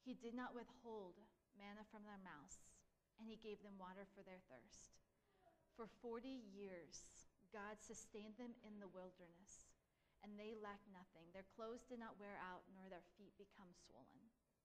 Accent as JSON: {"language": "English", "region": "Pennsylvania", "country": "United States", "said": "We came from Pennsylvania that had trees and lakes, ponds, streams, green. Everything was green."}